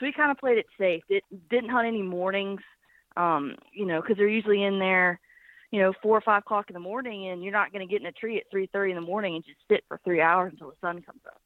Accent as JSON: {"language": "English", "town": "Birmingham", "region": "Alabama", "country": "United States", "also_born_or_lived": "Kodiak Island, Alaska", "moved": "as an adult", "lives_now": "Nashville, United States", "said": "I'm from Birmingham, Alabama, but uh, I live in Nashville, Tennessee"}